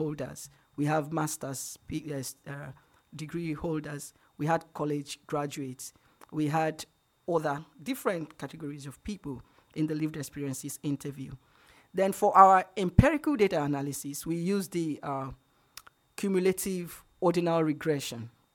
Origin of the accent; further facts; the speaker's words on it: Nigeria; I'm from Nigeria, so it's unfair to call me Black when I'm African